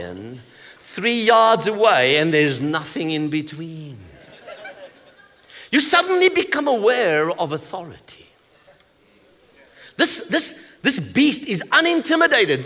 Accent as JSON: {"language": "English", "country": "South Africa", "said": "I come from South Africa"}